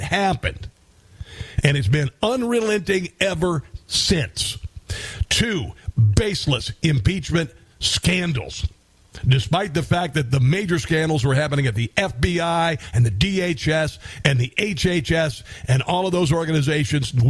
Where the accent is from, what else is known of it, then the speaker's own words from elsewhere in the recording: Iowa, United States; I grew up in Iowa